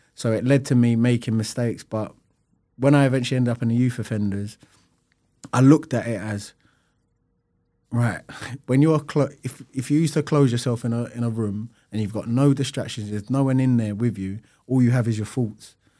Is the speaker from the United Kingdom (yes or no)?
yes; London, United Kingdom; I'm from Lewisham, and at the time, there was a lot of, um, like, it's a London street, street culture